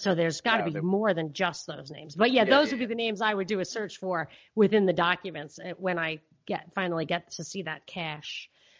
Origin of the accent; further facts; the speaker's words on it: New York, United States; because growing up in New York, in that environment where people talk and acted like that back in the day